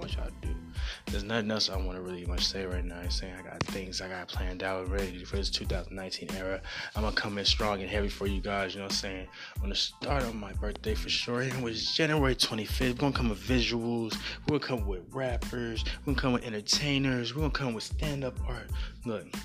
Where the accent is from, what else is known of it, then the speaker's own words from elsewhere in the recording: the South, United States; I'm from the South